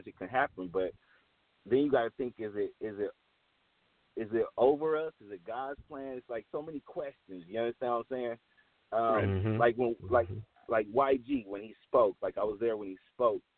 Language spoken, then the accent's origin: English; Los Angeles, California, United States; moved away; I'm from Crenshaw 43rd, 10 blocks away from … and all that. Like, I'm from the neighborhood and from the soil